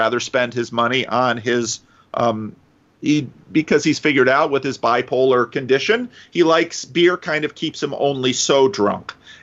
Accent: Paterson, New Jersey, United States; moved away as an adult; also born or lived in Dominican Republic; now in Sacramento, United States; growing up in Patterson

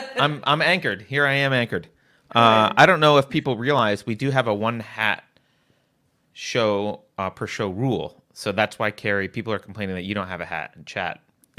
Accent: New York, United States; moved away; I grew up on the East Coast in the North

